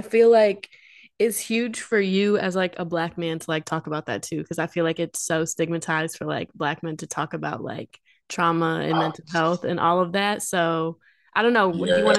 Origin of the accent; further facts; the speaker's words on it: Quad Cities, United States; growing up in the Quad Cities, like it's not a super like diverse area